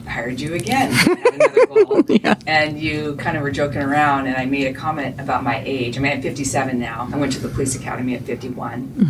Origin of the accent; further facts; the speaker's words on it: Seattle, Washington, United States; I grew up in North Seattle, youngest of six kids